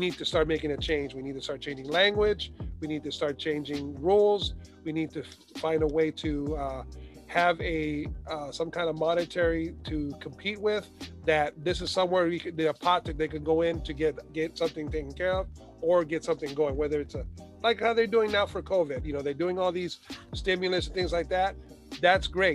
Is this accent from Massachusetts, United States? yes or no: no; South Gate, California, United States; growing up in Southgate, we had a sports center